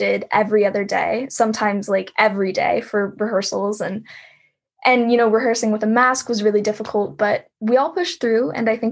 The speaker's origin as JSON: {"language": "English", "region": "Texas", "country": "United States", "said": "I'm from Texas."}